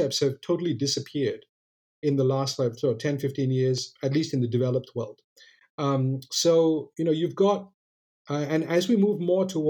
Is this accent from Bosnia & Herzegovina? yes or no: no; Malaysia; I'm not American, I'm Malaysian